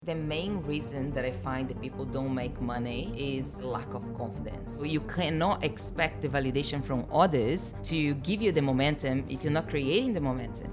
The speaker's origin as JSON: {"language": "English", "country": "Brazil", "tie": "born or raised there", "moved": "as an adult", "said": "I was born in Brazil, been here for seventeen"}